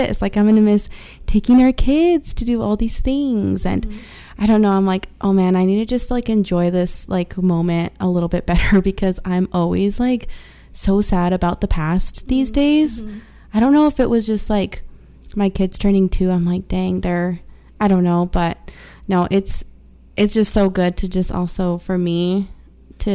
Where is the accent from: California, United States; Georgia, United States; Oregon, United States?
Oregon, United States; first language Spanish; English is a second language; also born or lived in Mexico (ancestry); now in Utah, United States; I was born and raised in Oregon, but my family's all Mexican